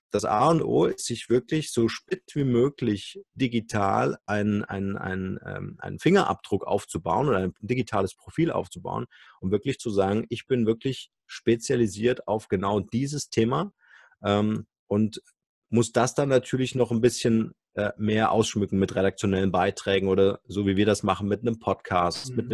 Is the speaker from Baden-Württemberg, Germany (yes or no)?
no; Munich, Bavaria, Germany; kann ich als Münchner Arzt natürlich auch einem Hamburger Publikum oder Hamburger Internetnutzern mein Wissen anbieten.